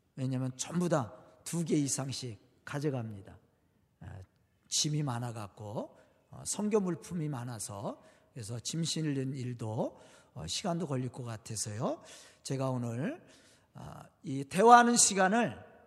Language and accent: Korean; Jo-am, near Suwon, Gyeonggi Province, South Korea; now in Suwon, South Korea; 저도 고향이 가깝습니다. 아, 여기서 조함이 저희 고향인데 바란 아래 조함이 고향인데